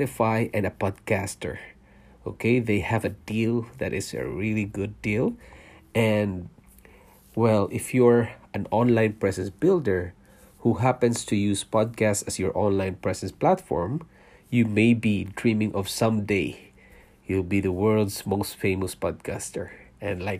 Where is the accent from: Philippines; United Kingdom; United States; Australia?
Philippines; moved away as an adult; also born or lived in Singapore; now in Canada; I was born in Philippines. I'm a Filipino and I worked in Singapore for 5 years, leaving my family behind in Philippines, and then we decided to immigrate to Canada